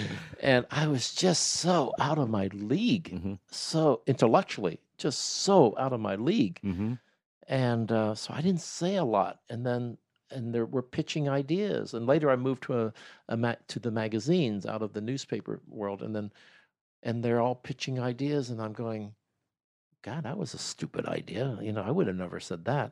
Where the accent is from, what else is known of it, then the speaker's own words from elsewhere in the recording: Columbus, Ohio, United States; moved away; also born or lived in New York; I'm from Columbus, Ohio